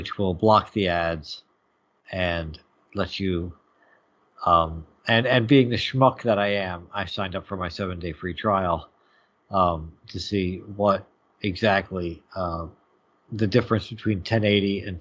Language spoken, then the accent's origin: English; New Jersey, United States; I am from Jersey, which is right next to New York